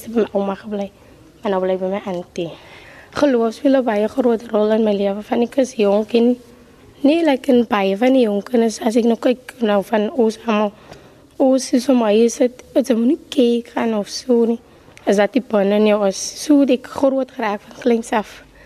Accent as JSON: {"language": "Afrikaans", "town": "Cape Town", "region": "Western Cape", "country": "South Africa", "said": "Ek is van Elservie 39"}